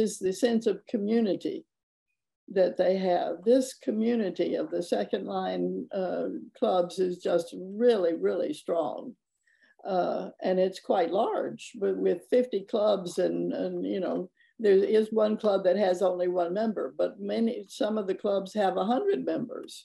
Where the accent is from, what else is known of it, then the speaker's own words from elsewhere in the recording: Birmingham, Alabama, United States; now in New Orleans, United States; I grew up in Birmingham